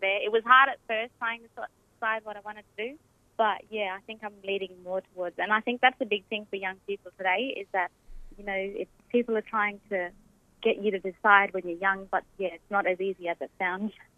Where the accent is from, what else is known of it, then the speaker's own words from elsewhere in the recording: Derby, the Kimberley and Perth, WA, Western Australia, Australia; moved away as an adult; now in Queensland, Australia; I was born in Derby and pretty much raised up in the Kimberley and Perth as well